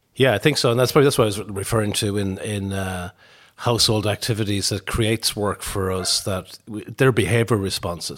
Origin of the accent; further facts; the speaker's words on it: Tuam, Connacht, Ireland; I'm from Tuam in County Galway, so grew up really in the seventies.